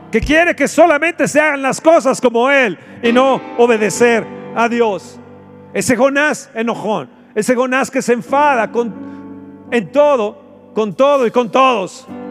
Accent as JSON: {"language": "Spanish", "country": "Mexico", "said": "nuestro México"}